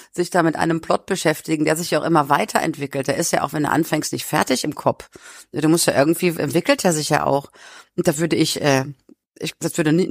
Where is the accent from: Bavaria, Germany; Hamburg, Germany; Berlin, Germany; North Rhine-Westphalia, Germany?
North Rhine-Westphalia, Germany; Das sind so äh, meine Kindheit am Niederrhein